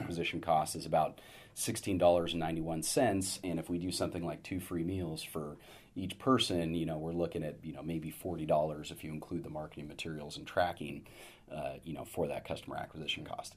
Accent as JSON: {"language": "English", "town": "Sacramento", "region": "California", "country": "United States", "tie": "born or raised there", "also_born_or_lived": "Los Angeles / San Francisco", "moved": "as an adult", "said": "having grown up in Sacramento"}